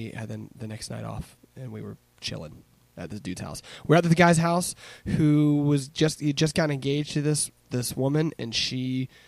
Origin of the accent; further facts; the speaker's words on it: Richmond, Virginia, United States; I grew up in Southside.